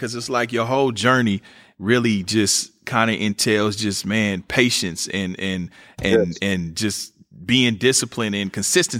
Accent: Kansas City, Missouri, United States; Yeah, I'm from Kansas City, MO, where … is from.

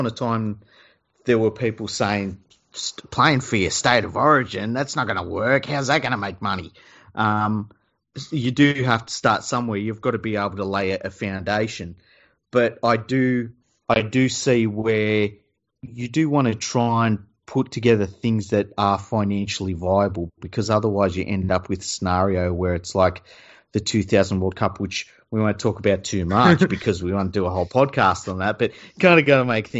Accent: Australia; It's like, because we're from Australia, all right?

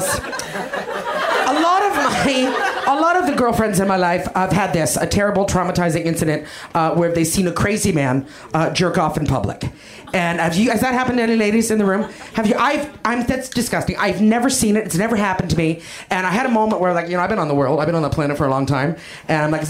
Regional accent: Canada; I'm Canadian. That's something about me that you know. I'm a Canadian human being

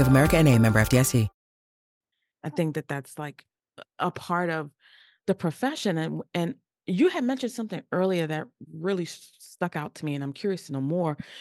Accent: New York, United States; I'm from New York and that's where I currently live

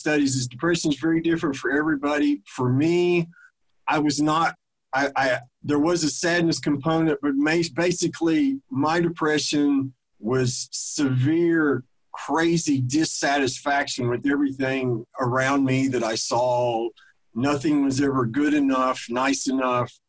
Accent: Huntington, West Virginia, United States; moved away as an adult; also born or lived in southeastern United States; I was born in Huntington, West Virginia. I spent first 30 years of my life there primarily

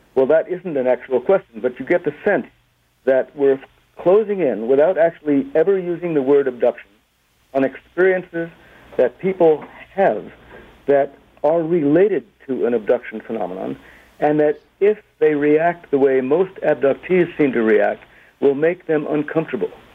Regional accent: United States; I am an American, a dual national

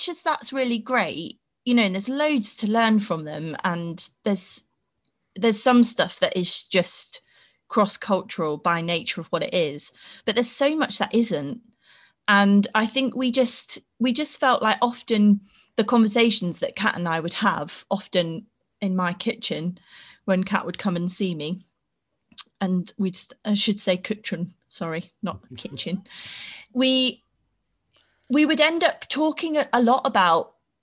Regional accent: Peterborough, East of England, United Kingdom; moved away as an adult; also born or lived in Sheffield; I grew up in Peterborough

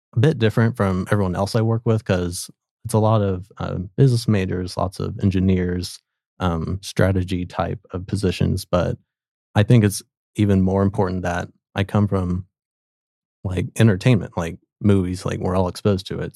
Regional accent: Sapulpa, Oklahoma, United States; I'm originally from Spalpa, Oklahoma, so just, um, outside of Tulsa

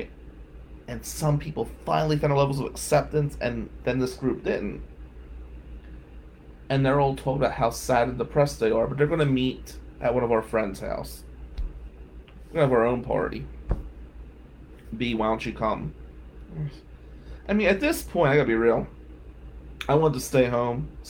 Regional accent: Atlantic City, New Jersey, United States; we're white from Atlantic City

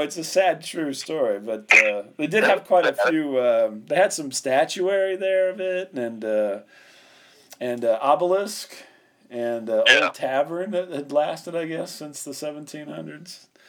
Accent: Canada; I'm Canadian.

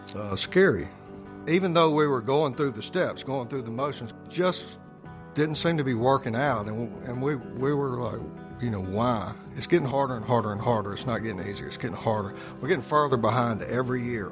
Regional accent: Jackson, Mississippi, United States; Born in Jackson, Mississippi. It's kind of a mid sized southern town. Raised Presbyterian

